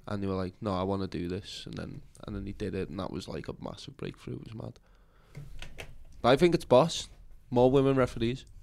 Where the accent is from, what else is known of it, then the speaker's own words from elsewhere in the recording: Liverpool, North West England, United Kingdom; I'm from Liverpool